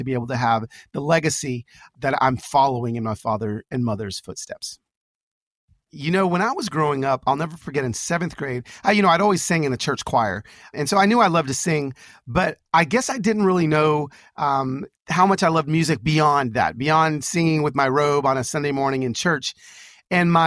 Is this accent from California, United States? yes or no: yes; Pico Rivera, California, United States; now in Nashville, United States; I grew up in Pico Rivera in East LA, California.